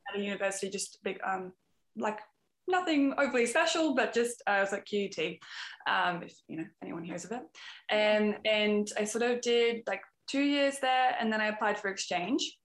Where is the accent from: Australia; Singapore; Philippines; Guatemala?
Australia; also born or lived in Canada; now in Amsterdam, Netherlands; I'm an Aussie, um, but I'm living in Amsterdam at the moment.